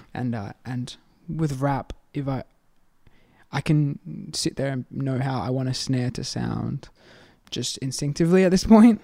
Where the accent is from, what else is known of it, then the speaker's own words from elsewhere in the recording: Adelaide, South Australia, Australia; I'm from Adelaide